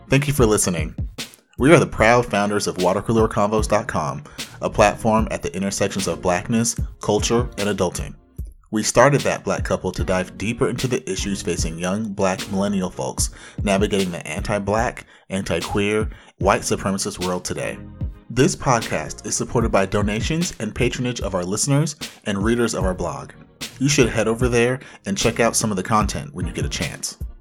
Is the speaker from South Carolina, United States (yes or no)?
no; Anaheim, California, United States; moved away as an adult; now in Syracuse, United States; hailing from the mean streets of Anaheim.